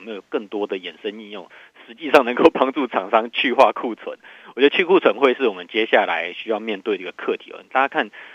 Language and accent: Chinese; Taiwan; 我们台湾这边有富台期的结算哦